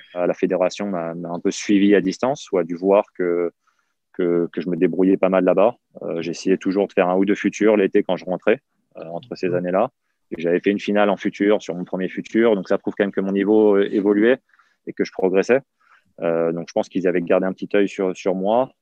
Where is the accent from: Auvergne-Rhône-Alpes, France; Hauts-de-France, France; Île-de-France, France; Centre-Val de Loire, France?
Île-de-France, France; Val-de-Marne; also born or lived in Yvelines; mes parents ont divorcé quand j'avais mes 13-14 ans. C'est là où je suis parti dans les Yvelines. J'ai quitté le Val-de-Marne, je suis parti dans les Yvelines